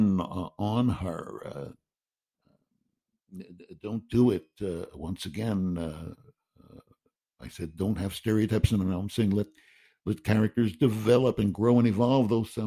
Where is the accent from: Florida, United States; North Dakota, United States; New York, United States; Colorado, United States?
New York, United States; New York City; I'm a Jew from Queens.